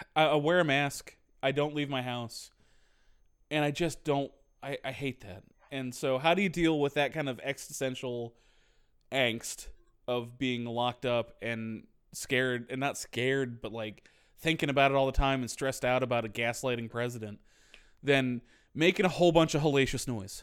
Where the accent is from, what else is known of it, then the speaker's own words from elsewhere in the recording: Northeast Ohio, United States; moved away; also born or lived in American South; I'm not from here. I'm from Northeast Ohio.